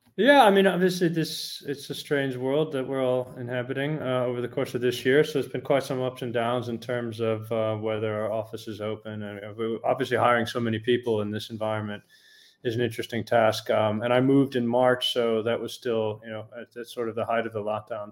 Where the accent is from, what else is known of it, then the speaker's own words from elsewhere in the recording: United States; moved away as an adult; also born or lived in Europe; now in Netherlands; I'm American born, but I've got a British passport and I've lived 20 years in Europe, most of my adult life, actually.